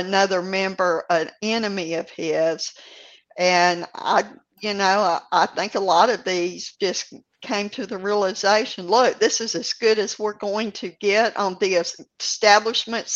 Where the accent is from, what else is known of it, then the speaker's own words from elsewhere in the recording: Louisiana, United States; moved away; I'm originally from Louisiana